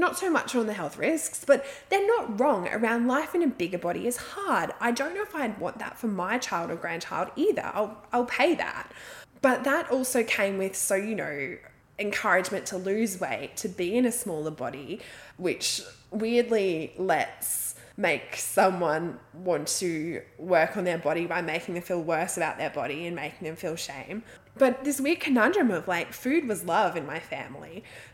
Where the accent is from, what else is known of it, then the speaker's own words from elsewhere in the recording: Australia; I'm Australian